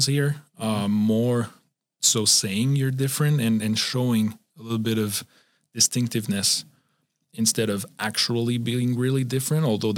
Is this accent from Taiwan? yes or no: no; Switzerland; now in United States; I'm from Switzerland